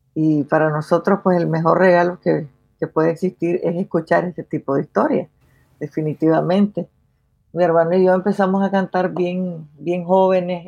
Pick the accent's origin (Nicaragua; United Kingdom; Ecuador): Nicaragua; Managua; moved away as an adult; now in Norway; como nicaragüense